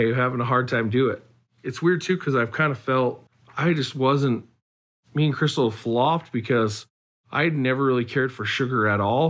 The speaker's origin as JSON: {"language": "English", "region": "Utah", "country": "United States", "said": "We're from Utah"}